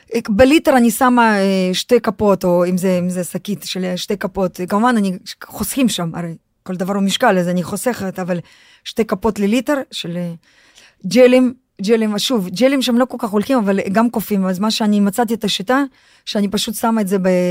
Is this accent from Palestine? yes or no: no; Russia; now in Israel; אני חוויתי חינוך רוסי, אני הרי נולדתי ברוסיה